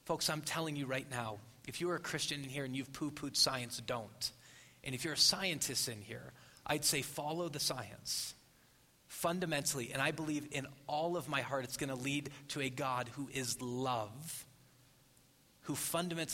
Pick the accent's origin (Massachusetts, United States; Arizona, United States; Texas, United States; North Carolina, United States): Arizona, United States; Phoenix; I'm from Phoenix.